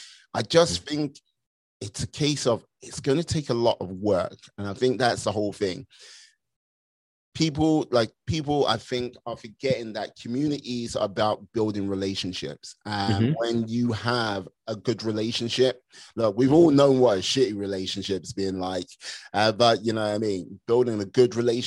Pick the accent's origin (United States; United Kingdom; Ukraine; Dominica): United Kingdom; moved away; as a Brit abroad